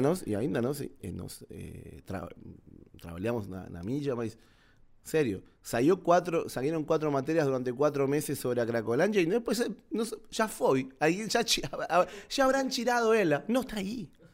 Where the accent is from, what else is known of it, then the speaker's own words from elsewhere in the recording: Argentina; Portuguese is a second language; moved away as an adult; now in Brazil; sou argentino.